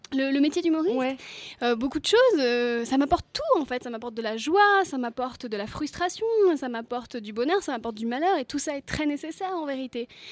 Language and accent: French; Brittany, France; je suis bretonne